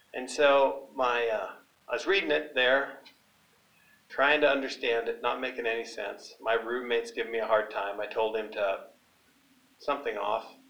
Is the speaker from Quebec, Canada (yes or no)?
no; British Columbia, Canada; growing up on a hay and cattle ranch in British Columbia near a small town